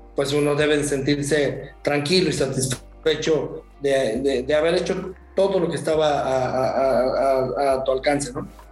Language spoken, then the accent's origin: Spanish; Mexico; como mexicanos